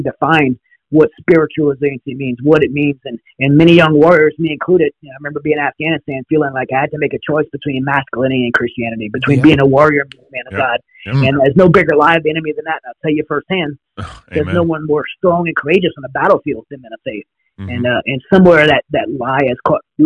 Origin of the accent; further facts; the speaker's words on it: United States; we're American people